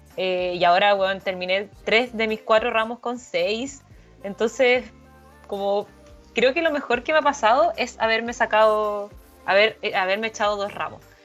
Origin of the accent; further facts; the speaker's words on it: La Serena, Coquimbo, Chile; yo soy de La Serena